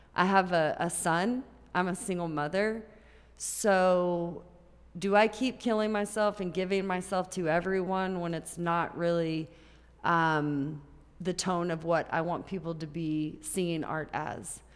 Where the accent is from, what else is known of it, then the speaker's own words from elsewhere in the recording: Grand Prairie, Texas, United States; also born or lived in Tampa, Florida / Oak Cliff, Dallas; So I grew up in Grand Prairie, Texas.